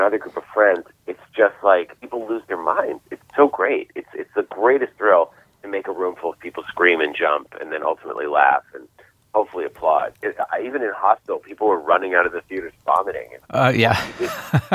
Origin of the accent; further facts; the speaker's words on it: Boston, Massachusetts, United States; I was from Boston.